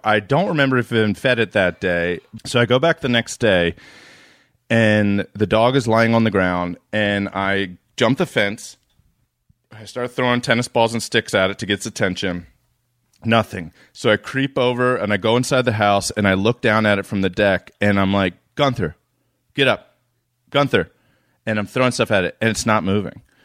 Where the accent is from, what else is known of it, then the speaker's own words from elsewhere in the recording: East Coast, United States; I'm from the East Coast